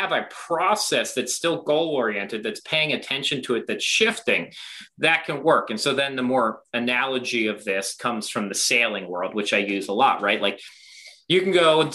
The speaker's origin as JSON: {"language": "English", "town": "Baltimore", "region": "Maryland", "country": "United States", "tie": "born or raised there", "said": "I grew up in Baltimore"}